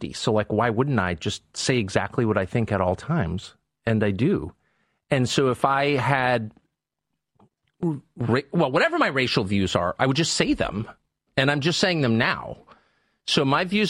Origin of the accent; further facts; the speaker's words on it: Southern California, United States; I grew up in Southern California in the 70s